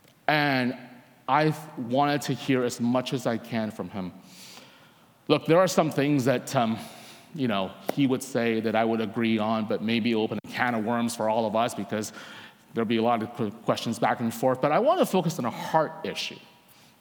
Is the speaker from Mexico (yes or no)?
no; Vancouver, British Columbia, Canada; I'm from Vancouver, Canada.